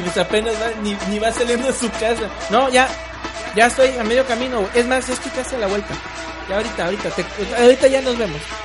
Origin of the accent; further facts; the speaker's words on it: Córdoba, Veracruz, Mexico; yo soy cordobés